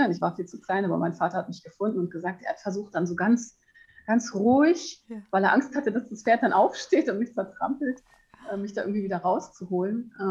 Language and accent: German; Hamburg, Germany; Und ich bin in Hamburg aufgewachsen am Stadtrand